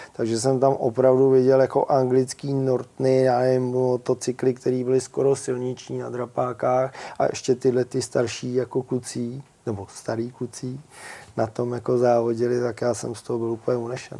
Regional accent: Pacov, Vysočina Region, Czechia; u nás v Pacově

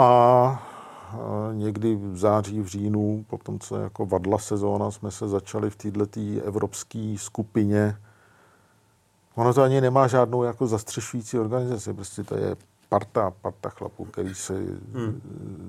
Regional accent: Czechia; my jako Češi

